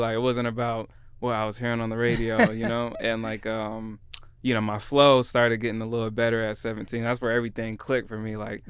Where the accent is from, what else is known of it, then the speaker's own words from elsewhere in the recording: Seattle, Washington, United States; born there; I was born in Belltown, but my family moved around.